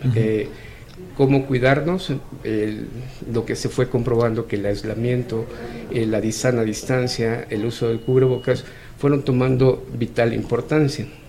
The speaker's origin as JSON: {"language": "Spanish", "country": "Mexico", "said": "nosotros como mexicanos"}